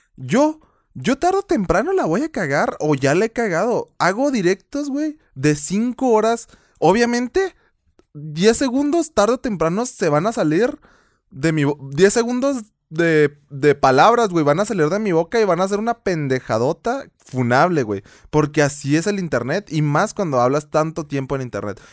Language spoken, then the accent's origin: Spanish; Chihuahua, Mexico; accent: Chihuahua; se me sale el acento de Chihuahua